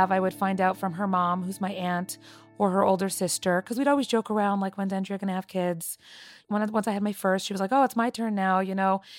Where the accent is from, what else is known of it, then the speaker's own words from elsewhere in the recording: Toronto, Ontario, Canada; I grew up in Toronto, Canada, and I am 31 years old.